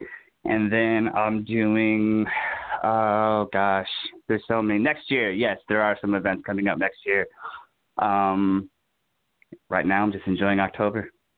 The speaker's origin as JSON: {"language": "English", "town": "Puyallup", "region": "Washington", "country": "United States", "tie": "born there", "said": "Puyallup, Washington."}